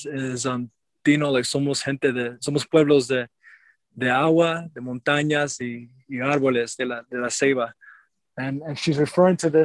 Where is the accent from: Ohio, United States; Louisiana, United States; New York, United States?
New York, United States; New York City; moved away as an adult; now in Utah, United States; I was born and raised in Lenape territory, or Brooklyn, New York.